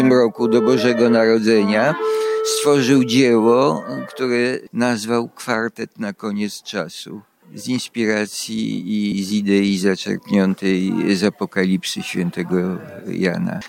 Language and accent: Polish; Vilnius, Vilnius County, Lithuania; now in Kraków, Poland; pochodzę z Wilna, jeszcze zdążyłem się urodzić